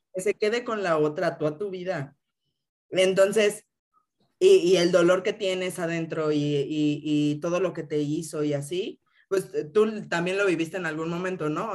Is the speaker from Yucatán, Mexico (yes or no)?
no; Mexico City, Mexico; crecí aquí en Ciudad de México